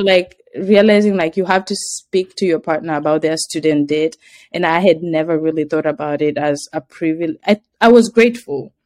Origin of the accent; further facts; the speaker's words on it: Kenya; moved away; I said, Kenya